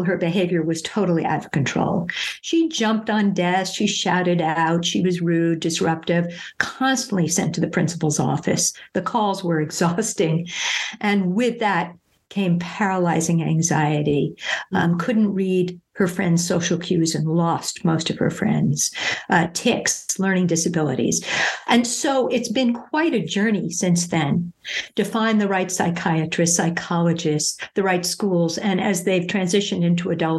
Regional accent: New York City, New York, United States; moved away; I'm originally from New York City

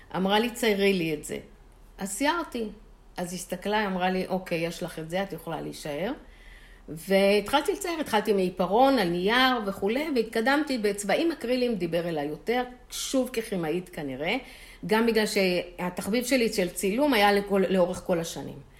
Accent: Holon, Tel Aviv District, Israel; בשכונה שגדלתי, תל גיבורים, חולון

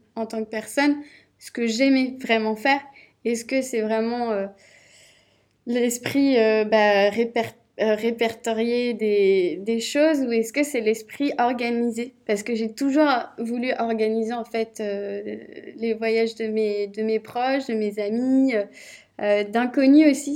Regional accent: Rennes, Brittany, France; je suis rennaise de base

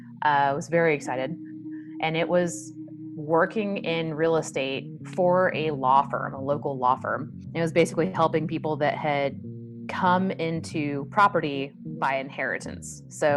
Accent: the South, United States; You know, I'm from the South, so biscuits with every meal. We drink a lot of sweet tea.

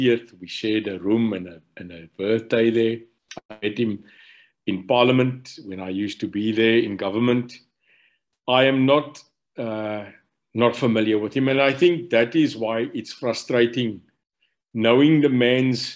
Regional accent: Stellenbosch, Western Cape, South Africa; I was born in Stellenbosch. Ek's 'n boertjie, so ek moes eintlik 'n plaasboer geraak het daar by Lyndorp in Stellenbosch

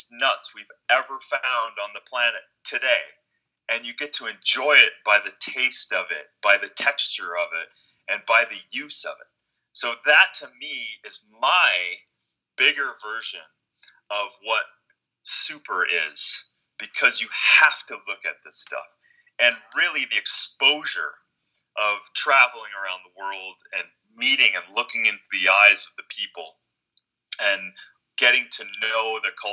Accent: Minnesota, United States; as a kid growing up in Minnesota

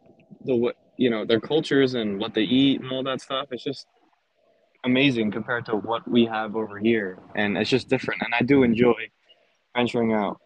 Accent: Nassau County, Long Island, New York, United States; I'm from Nassau County in Long Island

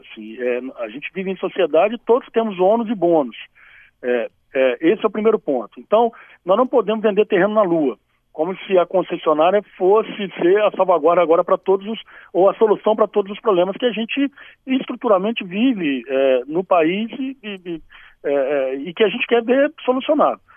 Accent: Espírito Santo, Brazil; Eu sou capixaba, né? Eu tenho muito orgulho é, de ser capixaba

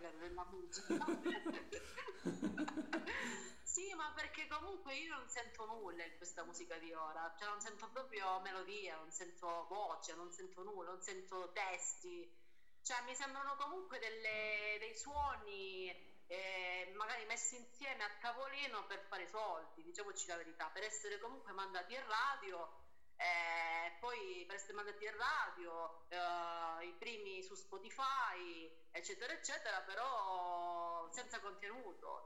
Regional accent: Lamezia Terme, Calabria, Italy; also born or lived in Umbria; sono nata in Umbria, sì sì, però ho sempre vissuto qua, quindi diciamo che la Calabria è la mia terra

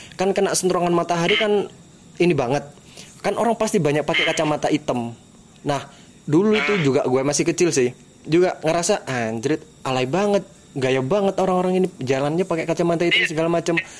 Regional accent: East Java, Indonesia; di daerah gua, bro. Di Bawean

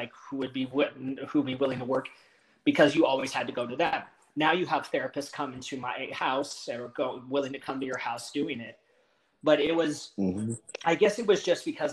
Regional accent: Texas, United States; also born or lived in Los Angeles area, California; we moved to Texas for work for my dad's job

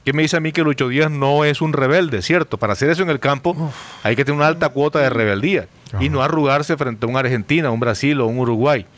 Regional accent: Colombia; nosotros como colombianos

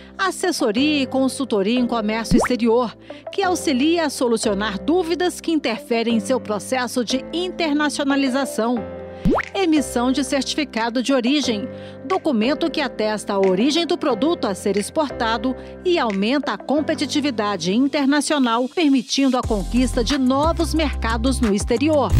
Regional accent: Goiânia, Goiás, Brazil; eu passei minha infância lá no, no Ferreira Pacheco, jogando tênis, meu pai que, que, me treinava lá

